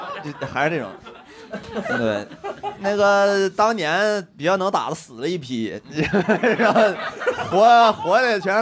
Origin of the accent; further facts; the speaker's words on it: Northeast China, China; 不是我们一般，我们我们东北人都说四百年前俺们也首都，都是这么说的。确实也很多事情就改变不了，你就是东北，他就是经济不好了，也没办法。